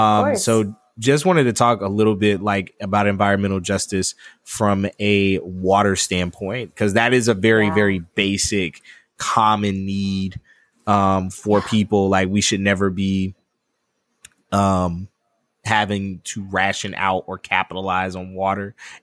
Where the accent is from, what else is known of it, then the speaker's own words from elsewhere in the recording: Hattiesburg, Mississippi, United States; And I am from Mississippi. I am originally from Hattiesburg, Mississippi.